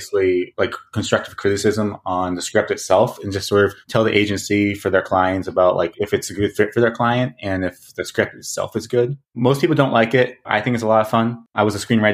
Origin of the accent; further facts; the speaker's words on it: Boston, Massachusetts, United States; moved away as an adult; now in Los Angeles, United States; I grew up in Boston, Massachusetts. And, yeah, I just, you know, was there for 19 years, and then I shipped myself off to L.A.